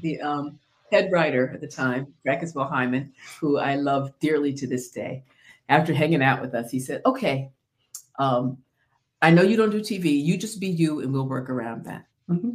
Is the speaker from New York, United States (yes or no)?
yes; Central New York, United States; moved away as an adult; now in South Carolina, United States; I was raised in Central New York